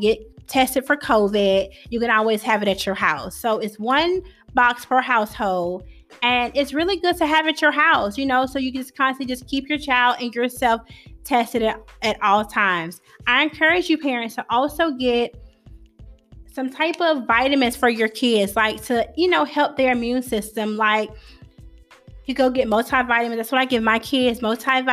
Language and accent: English; Georgia, United States; moved away as an adult; now in Clinton, United States; I'm from Georgia and teachers in Georgia don't